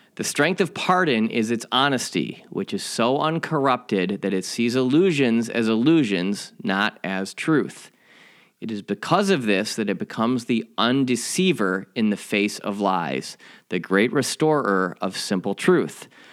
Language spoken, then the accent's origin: English; Chicago, Illinois, United States; my hometown Chicago